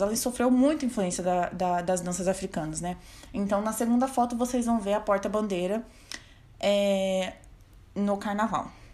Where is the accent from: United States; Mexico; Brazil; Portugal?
Brazil; Campo Grande, Mato Grosso do Sul; sou natural de Campo Grande